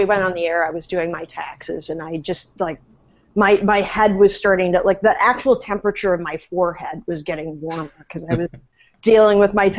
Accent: Wisconsin, United States; No, Milwaukee is in your home state, which is also my home state.

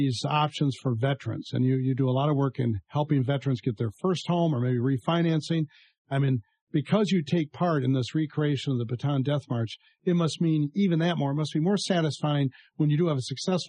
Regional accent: Michigan, United States; I grew up in Michigan.

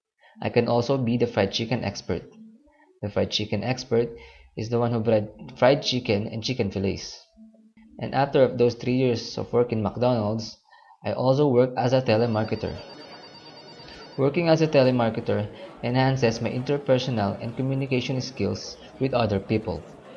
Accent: Philippines; moved away as an adult; also born or lived in Katipunan Avenue, Quezon City; now in Salmiya, Kuwait; I am currently residing here in Kuwait, in Salmiya City. I am 26 years of age and was born on April 11, 1986. I am a Filipino citizen and a Roman Catholic.

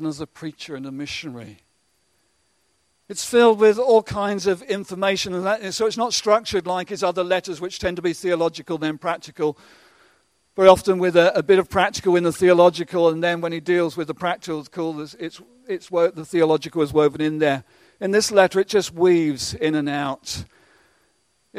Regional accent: England, United Kingdom; we're so English at times

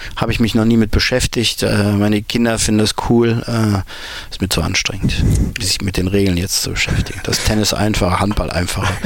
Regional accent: Mönchengladbach, North Rhine-Westphalia, Germany; Ich bin eben auf dem Dorf in Mönchengladbach groß geworden

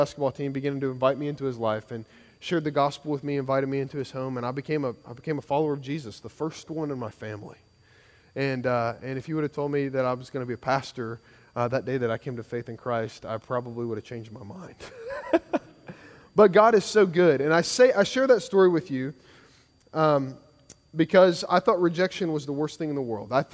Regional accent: Kentucky, United States; now in Georgia, United States; I grew up in Kentucky

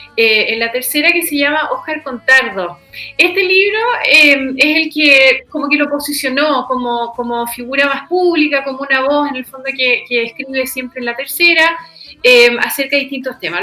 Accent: Chile; como chileno

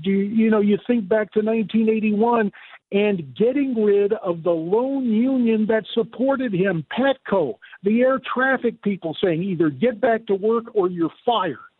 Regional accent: Arizona, United States; My home state of Arizona

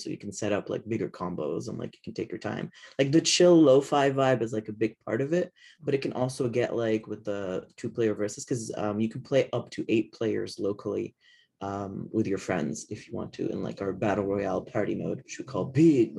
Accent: Lebanon; moved away; I come from Lebanon, which is technically a third world country.

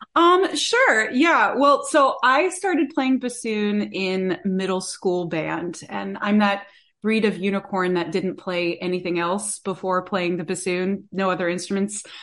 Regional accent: about an hour north of Tampa, Florida, United States; moved away; where I grew up, I'm, I'm from Florida originally, uh, north, about an hour north of the Tampa area.

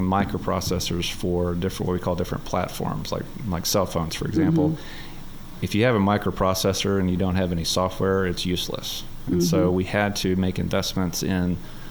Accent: North Little Rock, Arkansas, United States; that's my hometown.

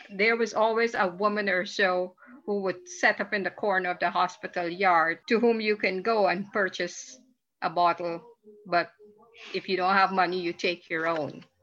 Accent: Guyana; Guyana we did not know the word recycling when I grew up.

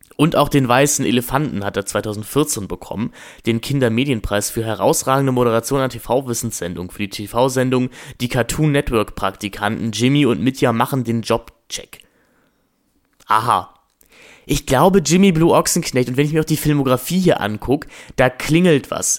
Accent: Germany; wir werden als Deutsche

